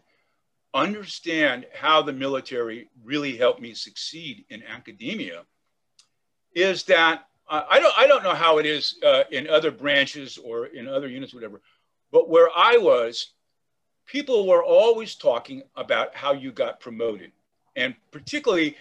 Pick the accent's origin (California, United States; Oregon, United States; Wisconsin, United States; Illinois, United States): California, United States; Oakland; I grew up in Oakland, California, in the Bay Area.